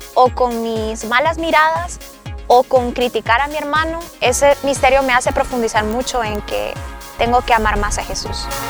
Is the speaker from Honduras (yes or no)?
yes; Honduras; tengo 28 años y soy de Honduras.